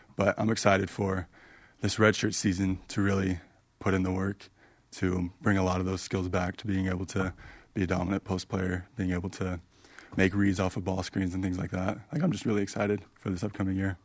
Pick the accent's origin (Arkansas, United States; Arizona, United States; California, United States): Arizona, United States; growing up in Arizona, loved A S U.